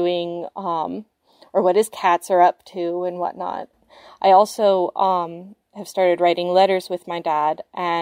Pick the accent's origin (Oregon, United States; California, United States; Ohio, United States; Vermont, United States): Vermont, United States; I was born and raised in Vermont, but to parents that are both American and Canadian